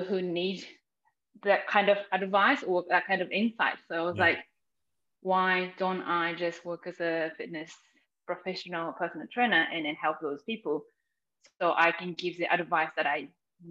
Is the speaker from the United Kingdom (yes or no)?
no; Japan; moved away as an adult; now in New Zealand; growing up in Japan, I was very sporty